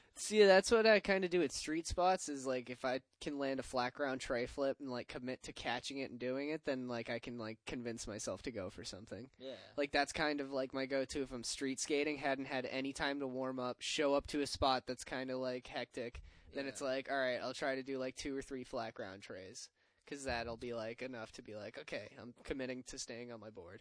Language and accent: English; Middleborough, Massachusetts, United States; my hometown, Middleborough Skate Park.